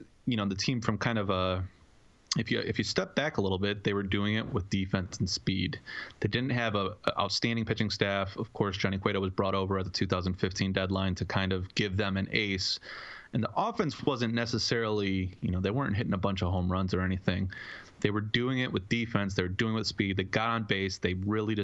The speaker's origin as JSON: {"language": "English", "town": "Chicago", "region": "Illinois", "country": "United States", "said": "I'm from Chicago"}